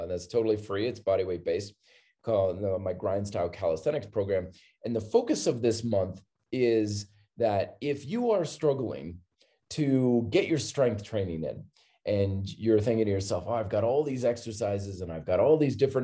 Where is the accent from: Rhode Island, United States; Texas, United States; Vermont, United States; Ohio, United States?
Vermont, United States; I grew up in Vermont